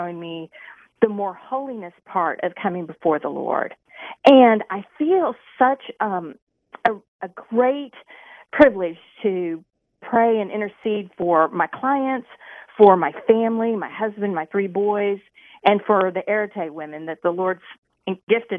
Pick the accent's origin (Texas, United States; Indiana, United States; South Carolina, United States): Indiana, United States; Indianapolis; I was raised in Indianapolis area